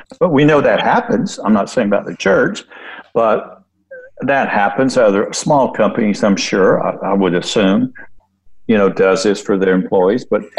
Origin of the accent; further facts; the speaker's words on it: Florida, United States; I'm from Florida.